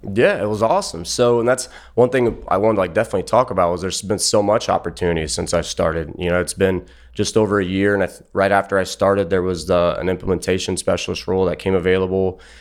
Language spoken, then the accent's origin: English; Ohio, United States; I'm from Ohio